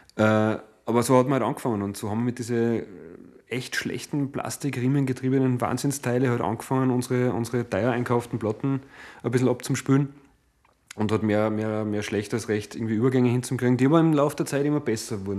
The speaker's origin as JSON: {"language": "German", "town": "Hallein", "region": "Salzburg", "country": "Austria", "tie": "born or raised there", "said": "Stadt im Land Salzburg. Es ist meine Heimatstadt äh, letztlich"}